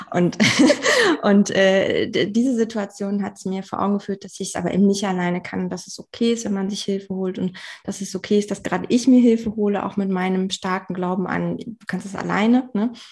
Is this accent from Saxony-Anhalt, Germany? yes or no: yes; Saxony-Anhalt, Germany; ich habe äh, meine Heimat aber eigentlich in der Magdeburger Bördene.